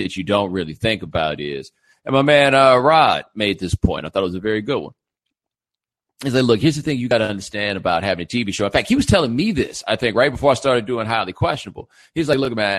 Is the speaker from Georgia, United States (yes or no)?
no; Houston, Texas, United States; now in Miami, United States; I'm from Houston